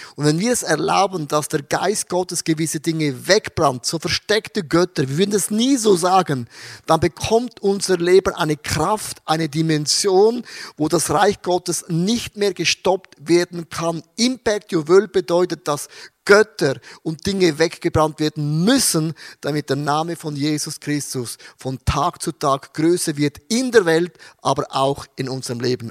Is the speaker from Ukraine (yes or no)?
no; Austria; 2020 bei uns in Österreich, wir durften neun Leute taufen im ICF in Wien